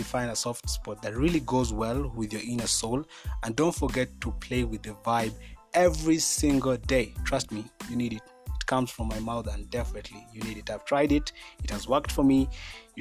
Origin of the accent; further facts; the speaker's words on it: Kenya; I'm a Kenyan by nationality, and I'm really proud of my country